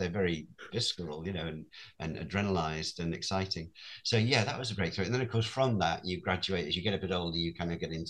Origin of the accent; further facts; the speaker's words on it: Rhyl, Wales, United Kingdom; I grew up in North Wales in Rhyl, a small town, where not a lot of excitement happened.